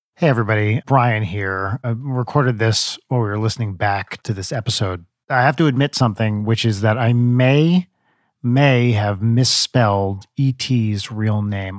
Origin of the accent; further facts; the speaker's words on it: New Jersey, United States; I'm in my mid-forties, and I grew up in North Jersey in the eighties